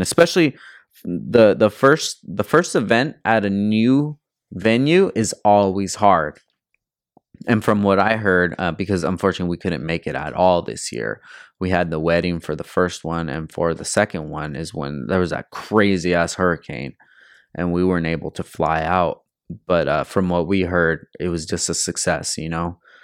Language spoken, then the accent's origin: English; California, United States; I'm from California